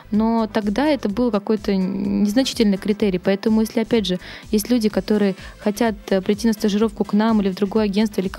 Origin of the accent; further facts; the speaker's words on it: Petropavlovsk-Kamchatsky, Kamchatka Krai, Russia; moved away as an adult; now in Saint Petersburg, Russia; Я пришла работать в культурный центр Мэдстаун, мне только исполнилось 18, я переехала из Петропавловска-Камчатского в Питер